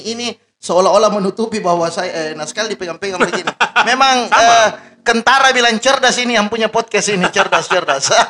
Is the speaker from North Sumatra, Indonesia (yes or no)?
no; Makassar, South Sulawesi, Indonesia; Kalau saya asli Makassar karena dilahirkan di Makassar